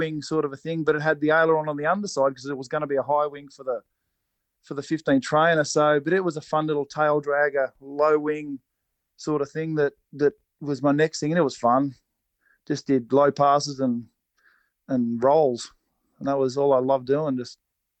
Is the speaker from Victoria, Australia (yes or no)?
yes; Cobram, Victoria, Australia; I grew up in Cobram, up on the Murray.